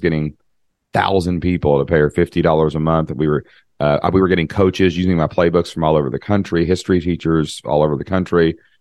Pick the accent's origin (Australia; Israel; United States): United States; Kentucky; I'm from Kentucky